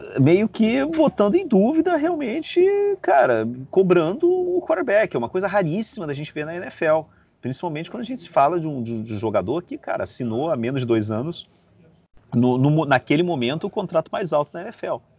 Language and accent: Portuguese; Rio de Janeiro, Brazil; also born or lived in Beirut; now in Madrid, Spain; sou do Rio de Janeiro, cara, morei em Beirute e, e moro em Madrid